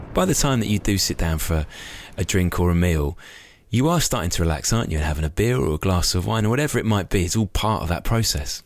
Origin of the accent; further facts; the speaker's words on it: Knutsford, North West England, United Kingdom; my hometown of Knutsford